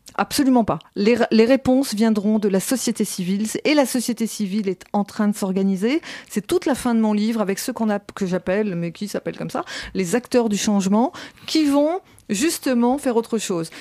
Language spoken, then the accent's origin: French; France; nous sommes français